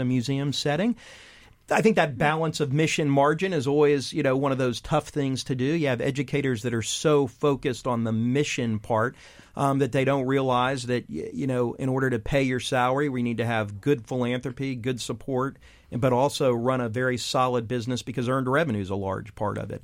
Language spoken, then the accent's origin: English; Texas, United States; moved away as an adult; as a teen growing up in Texas